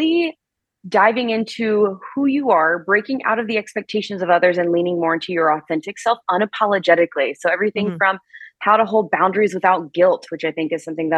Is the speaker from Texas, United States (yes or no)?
no; South Carolina, United States; now in Arizona, United States; I grew up in South Carolina